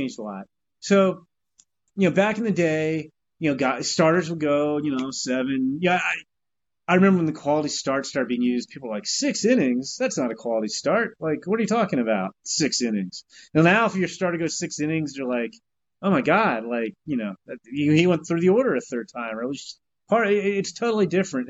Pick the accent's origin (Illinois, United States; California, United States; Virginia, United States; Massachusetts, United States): Virginia, United States; Northern; when I was a kid growing up in Northern Virginia